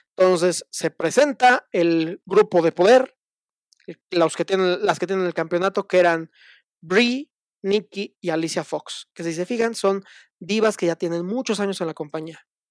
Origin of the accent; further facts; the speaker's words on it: Mexico; como muchos mexicanos de niño yo veía la lucha libre en la televisión, en Canal 9